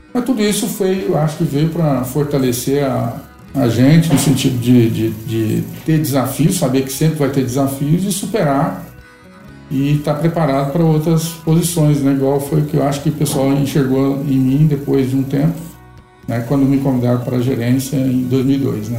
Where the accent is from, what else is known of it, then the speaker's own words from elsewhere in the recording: Vianópolis, Goiás, Brazil; also born or lived in Silvânia / Goiânia; eu nasci praticamente na fazenda ali em Silvânia, fiquei em Vianópolis até os 14 anos e estudando. E nos 15 anos eu vim para Goiânia